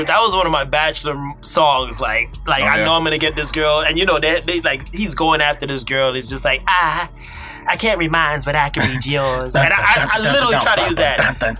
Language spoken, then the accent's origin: English; Atlanta, Georgia, United States; I'm from Atlanta, baby.